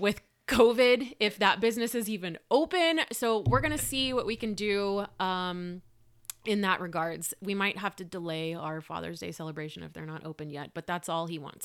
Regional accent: Lubbock, Texas, United States; moved away as an adult; I'm from here

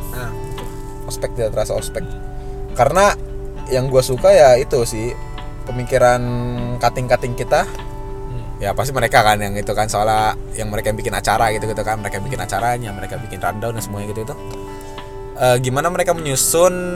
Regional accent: Bogor, West Java, Indonesia; gue dari Bogor

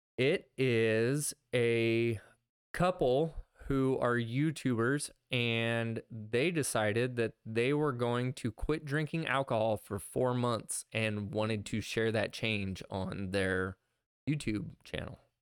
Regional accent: Midwest, United States; we're from the Midwest.

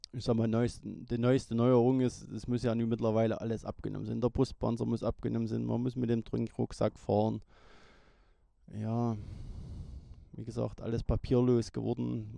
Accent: Niedersteinbach, Saxony, Germany; also born or lived in Rochlitz; Ich komme aus Niedersteinbach, bin 43 Jahre alt, 1979 in Rochlitz geboren

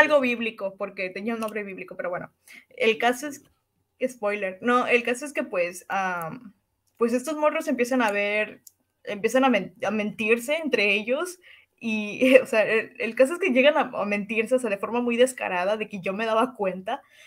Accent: Cancún, Quintana Roo, Mexico; soy de Cancún, eh, nací un 5 de abril

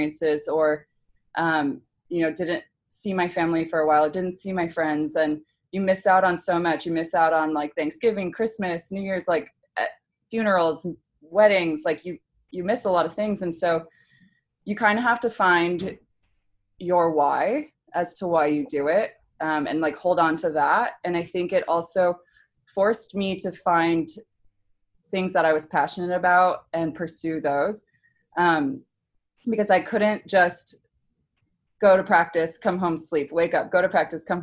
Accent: United States

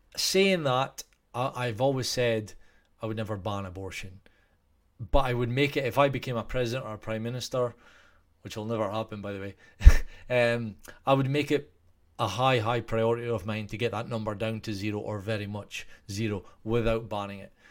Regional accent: Scotland, United Kingdom; I'm Scottish.

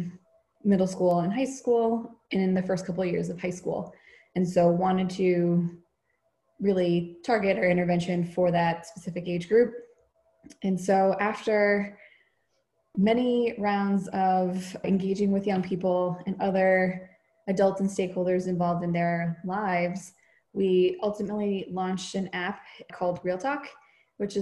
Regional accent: a suburb of Boston, Massachusetts, United States; grew up in a predominantly white suburb of Boston

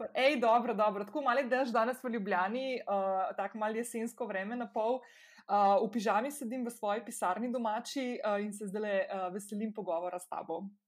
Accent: Slovenia; moved away as an adult; also born or lived in Ljubljana, Slovenia / Portorož, Slovenia; now in United States; Jaz sem bila stara 12 let, ko smo se preselili iz Ljubljana na obalo

